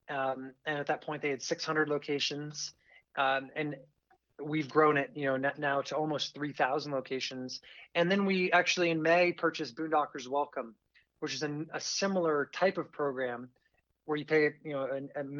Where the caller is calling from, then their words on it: Vail, Colorado, United States; Uh, you, are reaching me in Vail, Colorado.